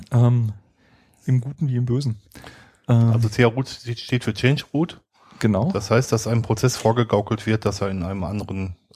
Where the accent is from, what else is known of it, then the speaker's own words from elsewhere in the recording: North Rhine-Westphalia, Germany; Äh, ich komme aus dem Ruhrgebiet, da heißt es Inschuld